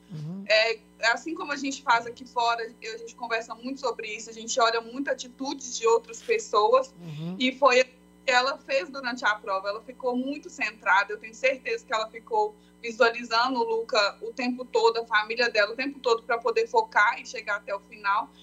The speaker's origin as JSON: {"language": "Portuguese", "town": "Esmeraldas", "region": "Minas Gerais", "country": "Brazil", "tie": "born or raised there", "lives_now": "Belo Horizonte, Brazil", "said": "nós nascemos em Esmeraldas, né? Ah. Mas aí nós moramos em BH."}